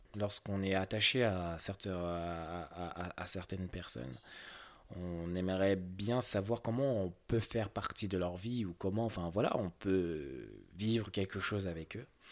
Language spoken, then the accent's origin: French; France; j'ai grandi en France, et je suis typiquement un occidentaux